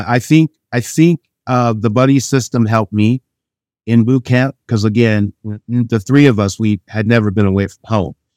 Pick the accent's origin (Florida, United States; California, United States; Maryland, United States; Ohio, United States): Ohio, United States; Chagrin Falls; Chagrin Falls is where I grew up